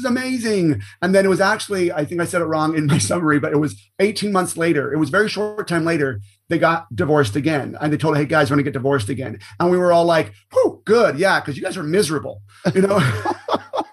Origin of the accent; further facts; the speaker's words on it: Orange County, California, United States; I was born and raised in Orange County, California, and I absolutely love Southern California